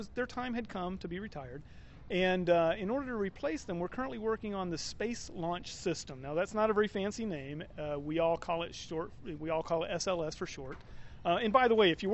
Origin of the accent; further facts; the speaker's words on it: North Alabama, United States; also born or lived in Louisville, Kentucky; I was born in Louisville, Kentucky, but grew up in North Alabama